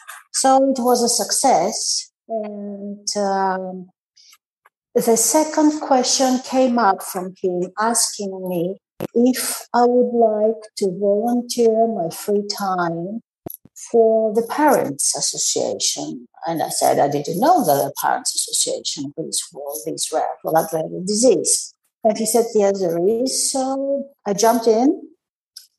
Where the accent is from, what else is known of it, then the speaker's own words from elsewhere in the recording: Greece; I'm from Greece.